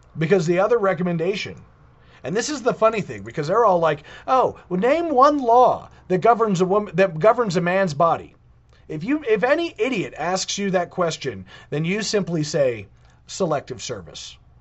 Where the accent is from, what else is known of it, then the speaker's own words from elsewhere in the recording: United States; I was born in the United States of America